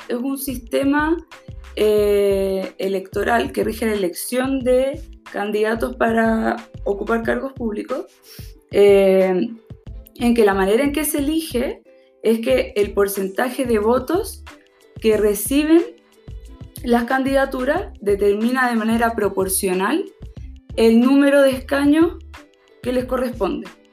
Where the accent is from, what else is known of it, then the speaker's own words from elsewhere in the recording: Valparaíso, Chile; nosotros somos de Valparaíso.